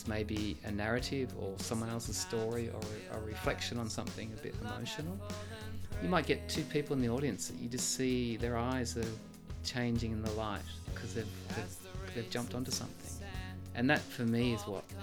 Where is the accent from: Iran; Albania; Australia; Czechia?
Australia; moved away as an adult; now in Switzerland; I'm Australian